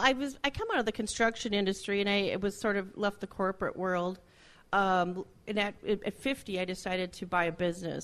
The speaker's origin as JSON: {"language": "English", "town": "Alexandria", "region": "Minnesota", "country": "United States", "tie": "born or raised there", "also_born_or_lived": "Glenwood, Minnesota / Elbow Lake, Minnesota", "said": "I grew up up by Alexandria, and so I went to school in Glenwood for a number of years."}